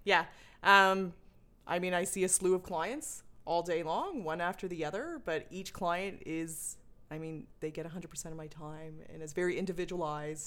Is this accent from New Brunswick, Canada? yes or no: yes; Sackville, New Brunswick, Canada; moved away as an adult; also born or lived in Banff; Grew up in Sackville